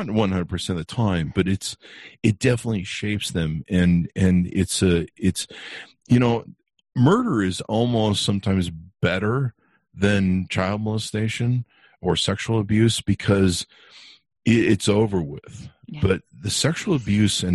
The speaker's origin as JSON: {"language": "English", "region": "Utah", "country": "United States", "tie": "born or raised there", "said": "I grew up in Utah, in my teens"}